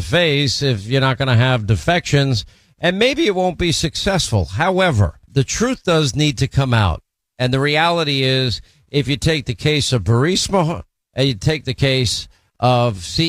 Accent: Florida, United States; Barry is in the free state of Florida, my home state.

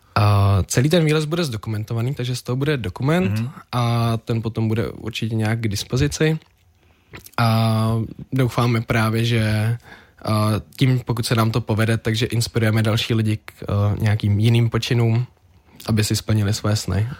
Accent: Czechia; jako správný Čech

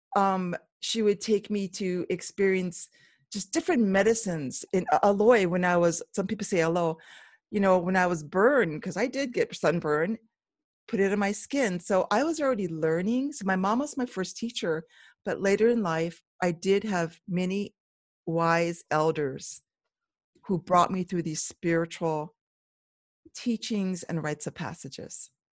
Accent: Oahu, Hawaii, United States; moved away as an adult; now in Waimea, Hawaii Island, United States; I was originally born and raised on the island of Oahu

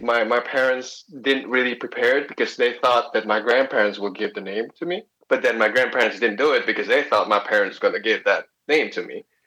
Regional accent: Indonesia; I'm born and raised in Indonesia, but uh, family blood comes from China

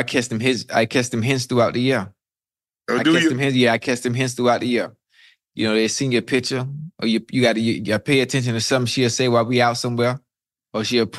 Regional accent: Miami, Florida, United States; I'm from Miami now. I'm from Miami

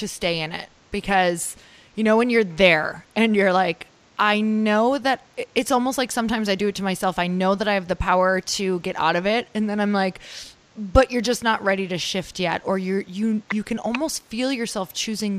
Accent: Upper Michigan, United States; I'm from Upper Michigan

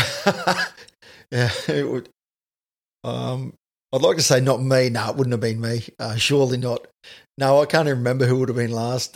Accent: North Queensland, Australia; I grew up in North Queensland.

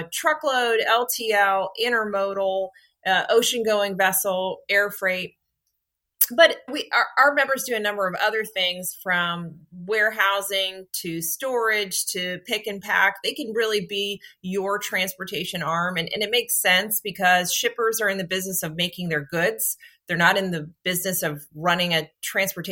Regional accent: Washington, District of Columbia, United States; I am a Washington, D.C. native, which we're a rarity because this is a very transient town

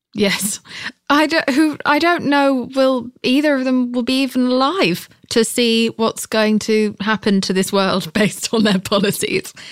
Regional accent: United Kingdom; I'm British

